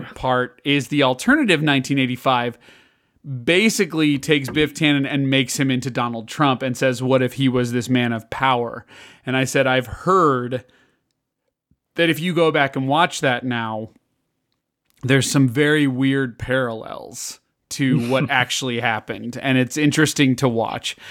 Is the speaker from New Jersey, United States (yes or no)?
no; Illinois, United States; moved away; I grew up in Illinois, which is very different than, uh, Kansas